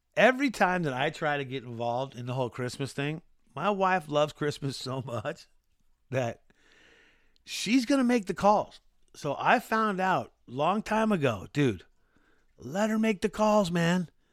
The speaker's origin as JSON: {"language": "English", "region": "California", "country": "United States", "tie": "born or raised there", "also_born_or_lived": "Maui, Hawaii", "said": "I've grown up, born and raised in California"}